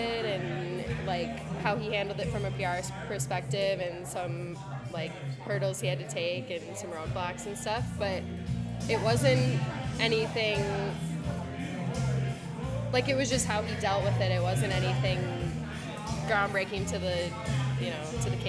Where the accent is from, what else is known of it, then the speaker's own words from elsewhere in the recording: Cold Spring, Minnesota, United States; also born or lived in St. Cloud, Minnesota; I was born in St. Cloud. I grew up in Cold Spring my entire life.